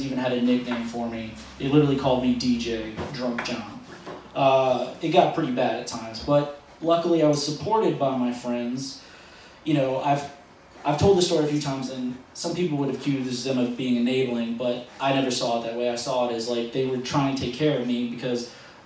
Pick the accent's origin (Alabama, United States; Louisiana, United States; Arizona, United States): Louisiana, United States; New Orleans; moved away; I am originally from New Orleans